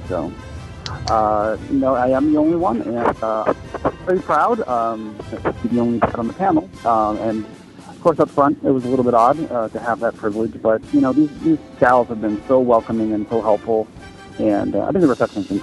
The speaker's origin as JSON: {"language": "English", "region": "Midwest", "country": "United States", "said": "I'm from the Midwest"}